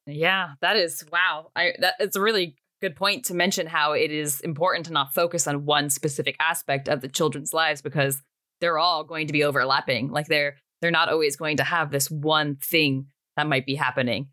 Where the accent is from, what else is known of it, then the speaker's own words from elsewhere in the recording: United States; I consider myself to be American.